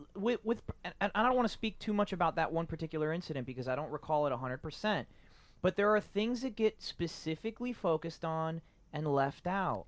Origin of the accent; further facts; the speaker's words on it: Miami, Florida, United States; my parents are Cuban. I was born in Miami